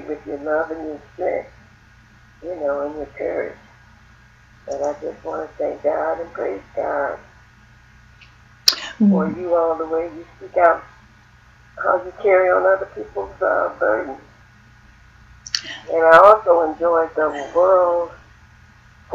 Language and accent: English; Stone Mountain, Georgia, United States; I'm from Stone Mountain, Georgia